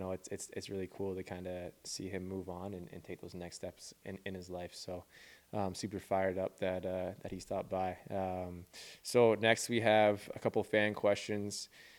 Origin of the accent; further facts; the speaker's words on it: Vancouver, British Columbia, Canada; moved away; I'm from Vancouver